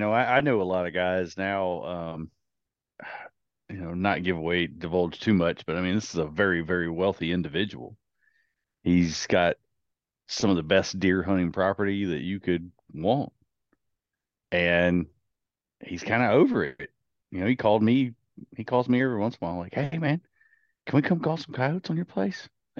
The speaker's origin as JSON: {"language": "English", "region": "Virginia", "country": "United States", "tie": "born or raised there", "said": "I grew up in Virginia, but it I don't think we had any coyotes around."}